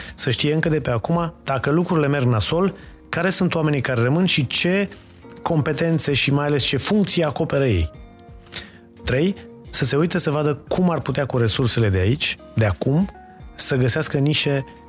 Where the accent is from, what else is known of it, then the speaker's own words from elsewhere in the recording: Romania; noi ca români